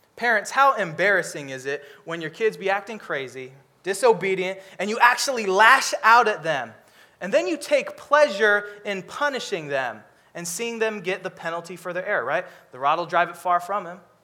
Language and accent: English; Seattle, Washington, United States; I'm from Seattle